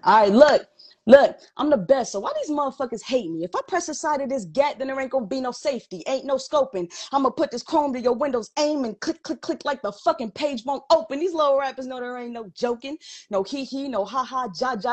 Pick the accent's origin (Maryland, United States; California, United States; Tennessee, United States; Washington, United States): Maryland, United States; I'm from Maryland, baby. DMV all day